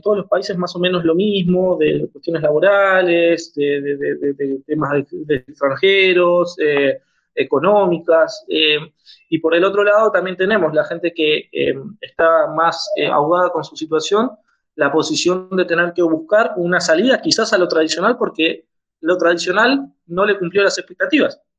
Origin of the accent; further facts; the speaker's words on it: Argentina; soy de Argentina, abogado